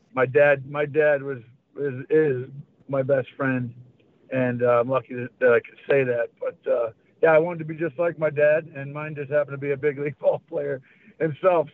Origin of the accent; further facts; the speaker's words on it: Syracuse, New York, United States; I loved where I grew up in Syracuse, New York